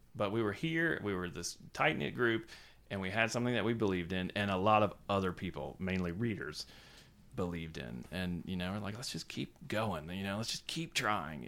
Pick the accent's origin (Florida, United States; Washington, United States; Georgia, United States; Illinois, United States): Georgia, United States; Savannah; moved away as an adult; also born or lived in Wilmington Island, Georgia / Vermont / New York; I was born and raised in Savannah, Georgia